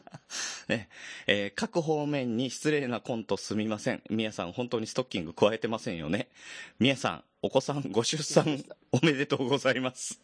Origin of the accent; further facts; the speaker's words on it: Yokohama, Kanagawa, Japan; 地元が神奈川県に、あの、金沢文庫ってとこがあった